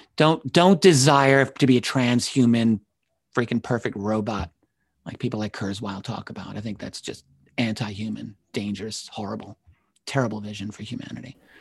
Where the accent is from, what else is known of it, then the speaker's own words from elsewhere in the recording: New York, United States; as a New Yorker, I grew up with, everyone I grew up with talked like